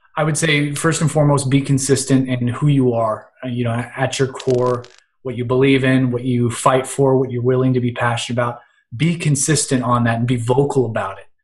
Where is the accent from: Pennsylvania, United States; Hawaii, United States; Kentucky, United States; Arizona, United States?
Pennsylvania, United States; Western; also born or lived in Cleveland, Ohio; I am from Western Pennsylvania